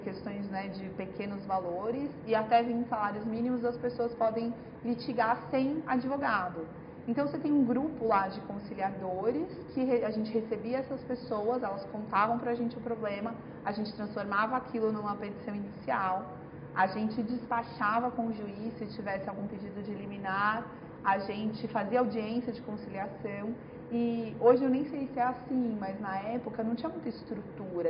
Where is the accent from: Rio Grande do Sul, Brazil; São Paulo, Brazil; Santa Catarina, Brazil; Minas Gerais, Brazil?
São Paulo, Brazil; Franca; moved away as an adult; now in São Paulo, Brazil; Eu sou de Franca